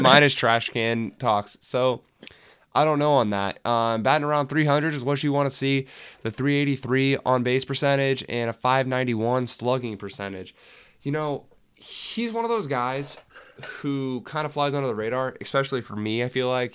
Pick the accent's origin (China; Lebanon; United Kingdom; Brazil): United Kingdom; England; I'm English